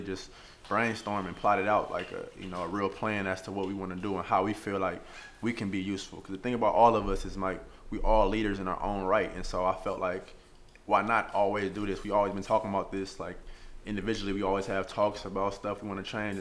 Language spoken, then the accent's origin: English; Oakland, California, United States; also born or lived in Washington, D.C.; born and raised in East Oakland, California